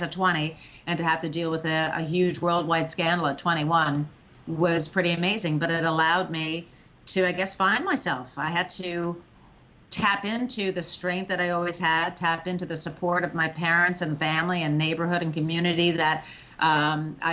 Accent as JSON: {"language": "English", "region": "outside New York", "country": "United States", "tie": "born or raised there", "said": "growing up outside New York"}